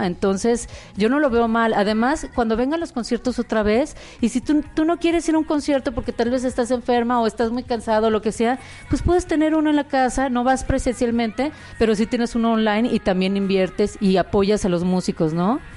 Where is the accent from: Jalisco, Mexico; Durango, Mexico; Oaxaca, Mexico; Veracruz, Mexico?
Jalisco, Mexico; Guadalajara; moved away; also born or lived in Mexico City; nací en Guadalajara